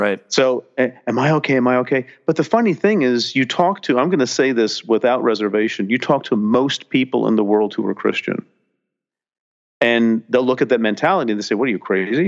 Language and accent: English; New Jersey, United States; growing up in New Jersey